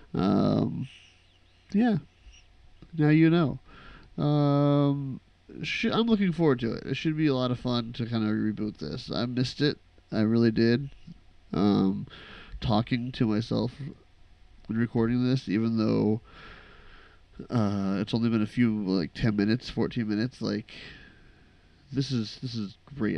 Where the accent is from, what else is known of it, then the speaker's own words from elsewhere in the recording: Midwest, United States; we grew up in the Midwest